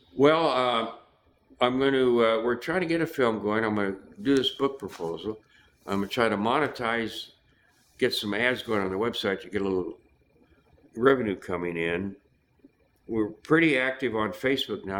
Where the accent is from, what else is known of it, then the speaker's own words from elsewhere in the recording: Nebraska, United States; moved away; also born or lived in California; I grew up in Nebraska, no TV, scratchy radio station